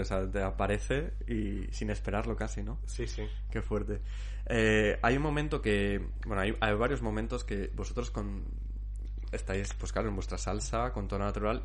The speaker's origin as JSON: {"language": "Spanish", "town": "Zamora", "region": "Castile and León", "country": "Spain", "tie": "born or raised there", "moved": "yes", "said": "Yo soy, soy zamorano, soy castellano"}